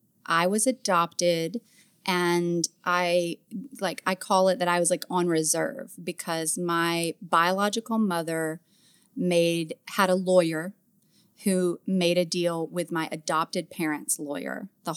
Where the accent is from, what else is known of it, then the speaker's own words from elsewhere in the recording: the South, United States; accent: Southern; You can probably hear yeah. my accent too, especially when I start thinking about being Southern.